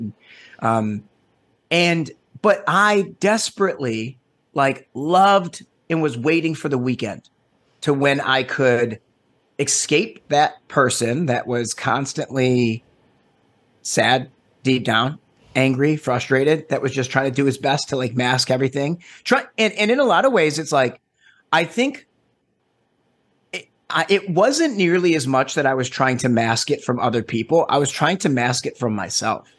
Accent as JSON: {"language": "English", "town": "Detroit", "region": "Michigan", "country": "United States", "tie": "born or raised there", "moved": "yes", "lives_now": "Los Angeles, United States", "said": "So I am born and raised originally in, uh, Metro Detroit."}